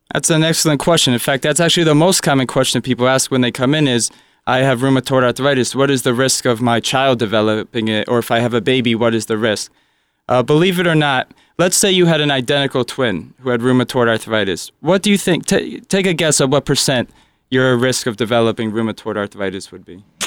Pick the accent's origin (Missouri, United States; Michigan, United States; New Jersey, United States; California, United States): New Jersey, United States; Springfield; also born or lived in Philadelphia / New York; I was born right here in Springfield, New Jersey. So, uh, I'm always a Jersey person